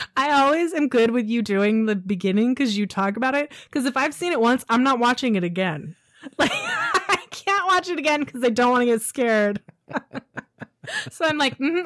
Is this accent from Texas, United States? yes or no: no; San Diego, California, United States; I grew up in San Diego